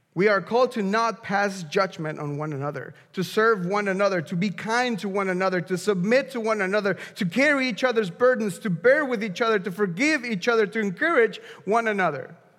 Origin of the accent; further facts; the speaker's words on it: Mexico; moved away; I'm from Mexico